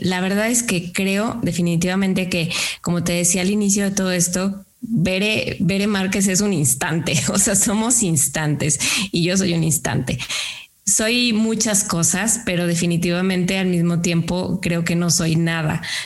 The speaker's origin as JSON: {"language": "Spanish", "town": "Lagos de Moreno", "region": "Jalisco", "country": "Mexico", "moved": "yes", "lives_now": "San Luis Potosí, Mexico", "said": "Yo no soy de San Luis Potosí, yo soy de un pueblo que se llama Lagos de Moreno"}